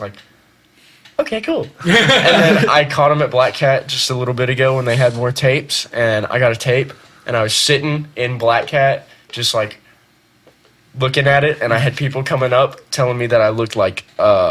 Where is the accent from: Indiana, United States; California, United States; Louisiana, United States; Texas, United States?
Louisiana, United States; moved away; I'm fucking from Louisiana